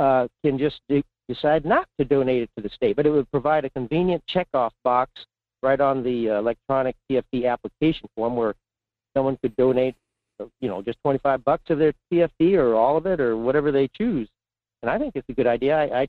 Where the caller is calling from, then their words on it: Fairbanks, Alaska, United States; in Fairbanks.